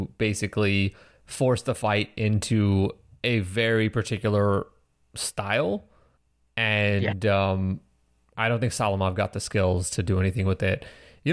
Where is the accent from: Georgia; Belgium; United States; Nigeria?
United States; as an American